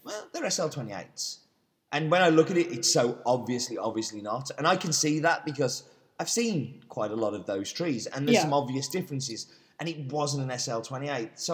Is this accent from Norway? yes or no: no; England, United Kingdom; being English?